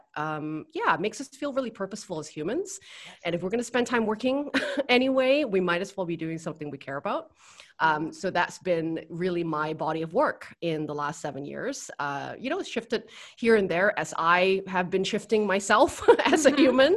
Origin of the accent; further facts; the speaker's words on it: Vancouver, British Columbia, Canada; moved away as an adult; now in Bali, Indonesia; I'm originally from Vancouver, Canada